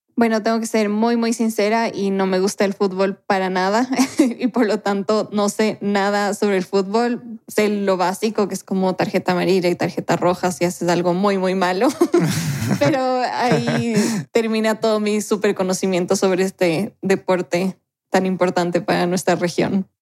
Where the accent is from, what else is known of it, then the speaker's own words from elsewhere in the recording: Ecuador; en mi país, Ecuador